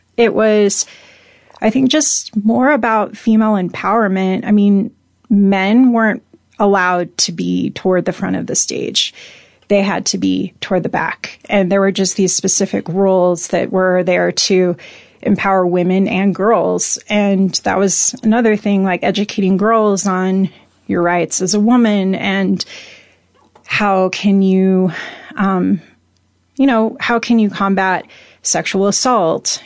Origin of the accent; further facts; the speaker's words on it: Spokane, Washington, United States; now in Salida, United States; I grew up in, I'd say, two parts of Spokane